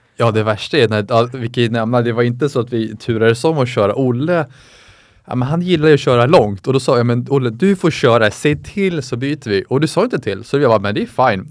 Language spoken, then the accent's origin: Swedish; Sweden; moved away as an adult; also born or lived in United States; som svensk